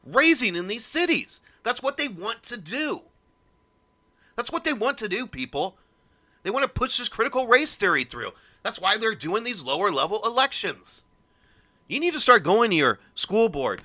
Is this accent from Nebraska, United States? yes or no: yes; Omaha, Nebraska, United States; I'm from South Omaha.